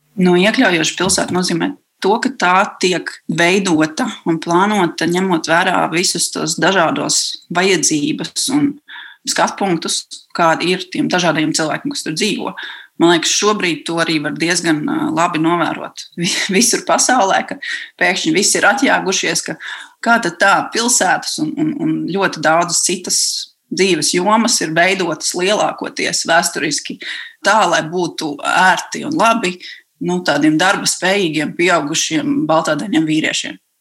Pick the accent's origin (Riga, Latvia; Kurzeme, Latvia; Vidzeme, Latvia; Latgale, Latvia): Riga, Latvia; es esmu no Pārdaugavas.